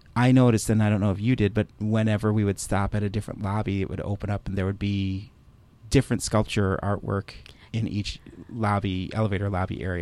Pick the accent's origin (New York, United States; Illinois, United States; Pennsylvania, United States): Illinois, United States; Chicago; Growing up in Chicago